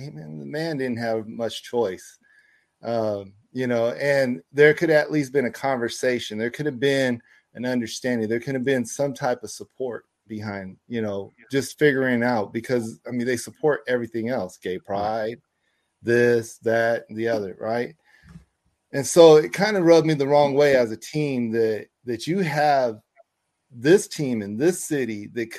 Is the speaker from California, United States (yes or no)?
yes; California, United States; I'm a Californian